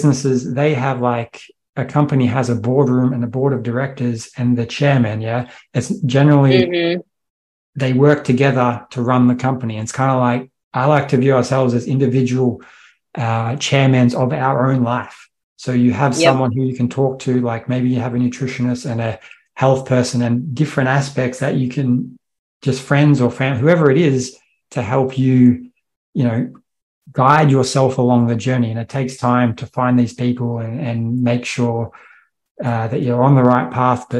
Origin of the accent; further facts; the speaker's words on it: Australia; I'm from Australia